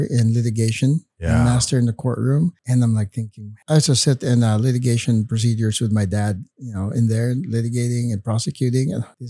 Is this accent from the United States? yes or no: no; Bacolod, Western Visayas, Philippines; moved away; I was born and raised in Bacolod. They call it the sugar capital of the Philippines.